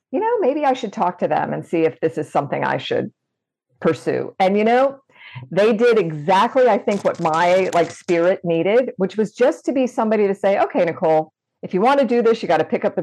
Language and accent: English; Florida, United States; And I grew up in Good Florida where, you know, things fly to space from.